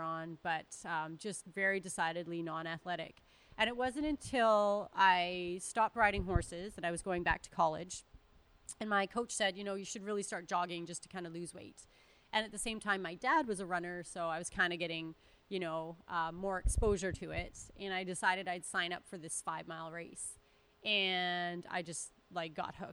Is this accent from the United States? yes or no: no; Northern Alberta, Canada; I'm from Northern Alberta